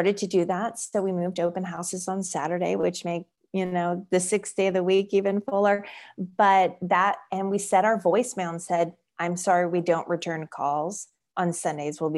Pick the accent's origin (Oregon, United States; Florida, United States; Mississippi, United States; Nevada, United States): Florida, United States; born there; So I was born in South Florida, but my family and I moved here 11 years ago from right outside the Washington, D.C. beltway.